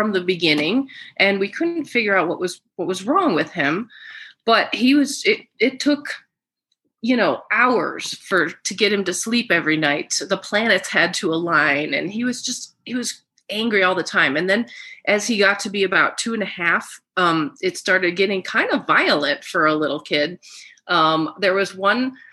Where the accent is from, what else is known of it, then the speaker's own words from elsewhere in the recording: Germany; I am German. I'm from Germany.